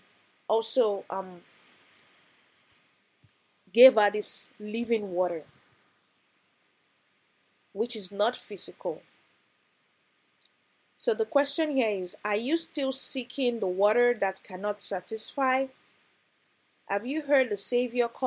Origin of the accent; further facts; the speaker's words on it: Nigeria; growing up in Nigeria